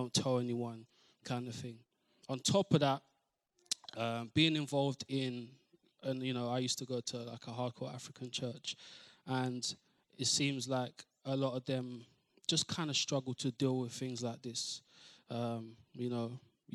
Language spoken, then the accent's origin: English; London, United Kingdom; I'm from East London